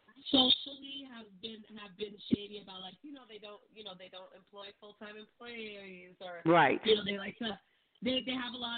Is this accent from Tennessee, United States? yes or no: no; New York City, New York, United States; I'm from New York.